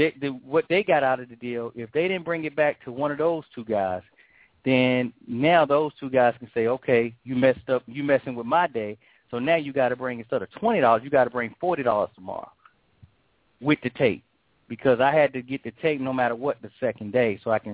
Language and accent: English; New York, United States; When I say we, me, my cousin, you know, most of my boys, we all grew up in an apartment building in Midtown Manhattan.